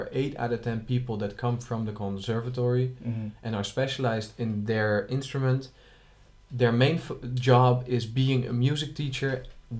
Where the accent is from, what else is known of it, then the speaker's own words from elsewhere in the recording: Schiedam, South Holland, Netherlands; I am from Schiedam, which is next to Rotterdam